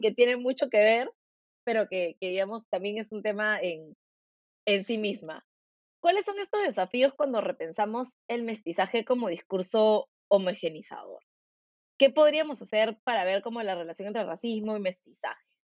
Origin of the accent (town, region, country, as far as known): Peru